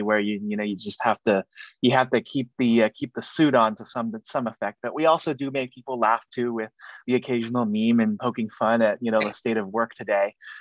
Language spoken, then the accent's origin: English; Silicon Valley, California, United States; I'm here in the San Francisco Bay Area, born and raised here in Silicon Valley